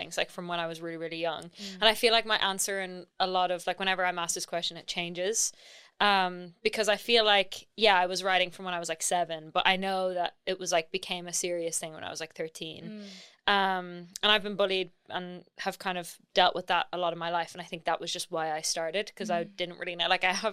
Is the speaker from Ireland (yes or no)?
yes; Ireland; moved away as an adult; now in London, United Kingdom; I'm from Ireland, but I live in London. I've been here for almost 2 years